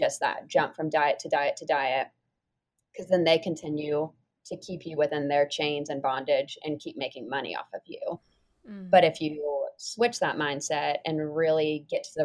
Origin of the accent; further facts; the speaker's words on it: Mount Pleasant, South Carolina, United States; also born or lived in Nashville, Tennessee; I am originally from Mount Pleasant, South Carolina